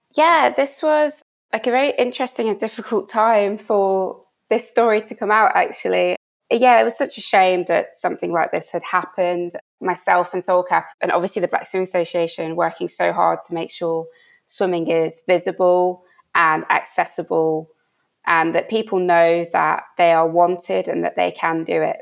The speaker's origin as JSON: {"language": "English", "town": "Birmingham", "region": "West Midlands", "country": "United Kingdom", "tie": "born or raised there", "moved": "as an adult", "said": "It's in Birmingham. I'm from Birmingham. The pool is literally like a mile away from the house that I lived in my whole time whilst I was there."}